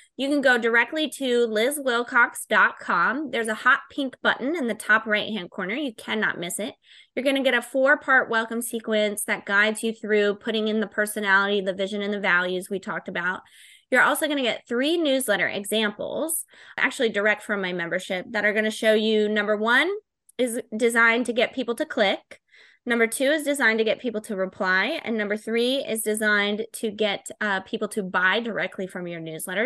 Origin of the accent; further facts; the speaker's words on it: Florida, United States; I'm from Florida